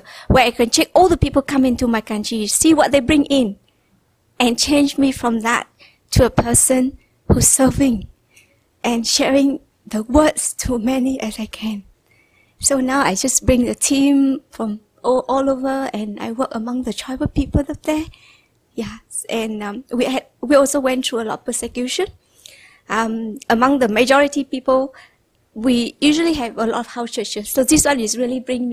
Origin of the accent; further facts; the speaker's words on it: Vietnam; English is a second language; I was studying in one of the best school in Hanoi